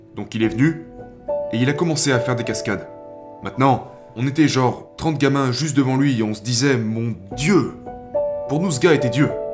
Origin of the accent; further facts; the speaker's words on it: New Zealand; quand j'étais enfant, j'ai grandi en Nouvelle-Zélande, dans une région très rurale.